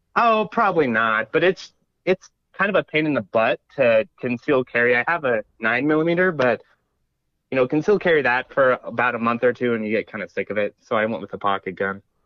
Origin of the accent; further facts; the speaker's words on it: Idaho, United States; I grew up in Idaho, so I got guns for Christmas